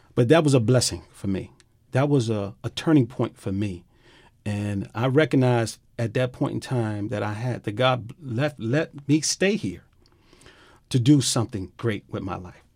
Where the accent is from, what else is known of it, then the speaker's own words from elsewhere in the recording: Miami, Florida, United States; I grew up in Liberty City